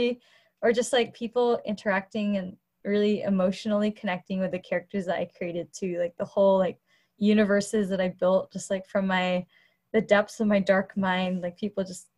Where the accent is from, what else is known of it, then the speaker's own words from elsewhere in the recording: Cupertino, California, United States; also born or lived in Boston; I'm in my home in Cupertino. It's where I grew up.